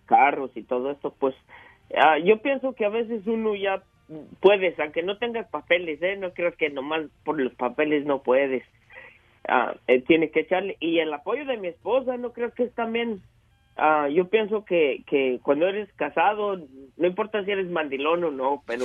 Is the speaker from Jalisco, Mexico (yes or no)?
yes; La Purísima, Jalisco, Mexico; moved away as an adult; now in United States